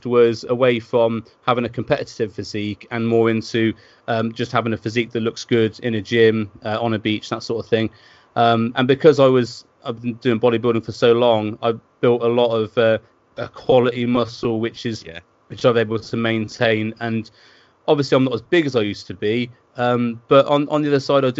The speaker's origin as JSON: {"language": "English", "town": "Worcester", "region": "West Midlands", "country": "United Kingdom", "tie": "born or raised there", "moved": "yes", "lives_now": "Bristol, United Kingdom", "said": "I live in Bristol now, and I grew up in Worcester."}